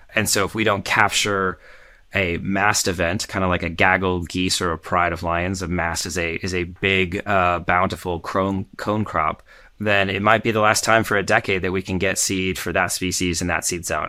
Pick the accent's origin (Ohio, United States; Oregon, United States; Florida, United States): Oregon, United States; Portland; my hometown, Portland